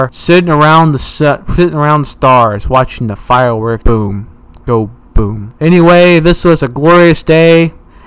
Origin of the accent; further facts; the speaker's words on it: United States; We are the American country